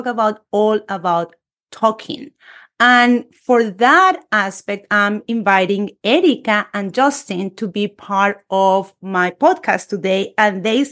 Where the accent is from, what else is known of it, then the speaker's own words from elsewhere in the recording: Colombia; English is a second language; moved away; a Spanish teacher born and raised in Colombia